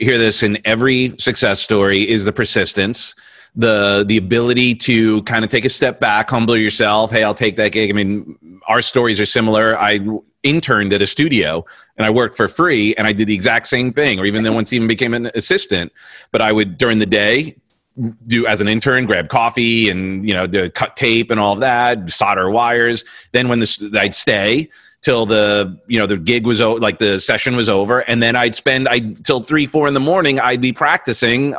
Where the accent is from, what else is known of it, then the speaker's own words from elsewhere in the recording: Long Island, New York, United States; I'm from Long Island